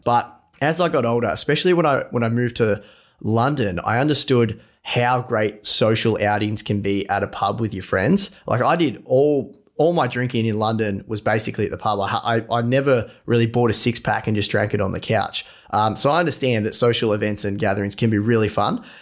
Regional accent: Latrobe, Victoria, Australia; also born or lived in Melbourne; I'm from Latrobe, Latrobe City in Victoria

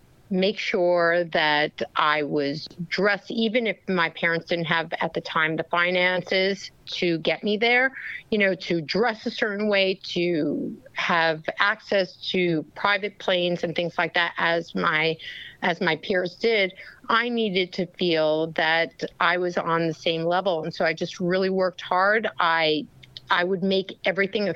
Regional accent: New York City, New York, United States; I was born in Brooklyn, New York, by immigrant parents

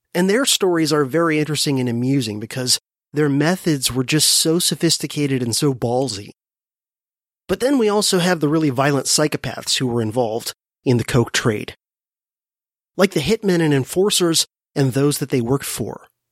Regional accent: South Florida, United States; also born or lived in Miami / Fort Lauderdale; both Corbin and I were born and raised in South Florida

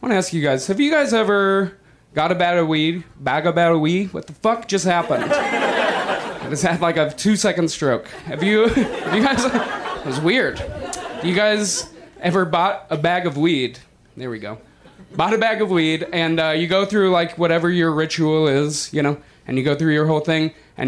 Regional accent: Denver, Colorado, United States; moved away as an adult; now in Los Angeles, United States; I'm not originally from Los Angeles. I'm from Denver

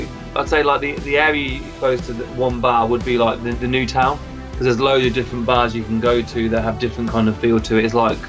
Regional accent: United Kingdom; I'm a British musician, songwriter

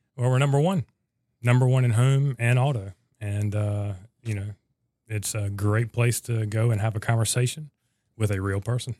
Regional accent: North Carolina, United States; I'm originally from North Carolina

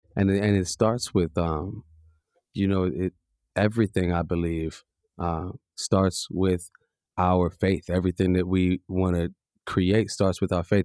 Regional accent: Chicago, Illinois, United States; I come from Ghanaian heritage and a white mother and I'm from the south side of Chicago

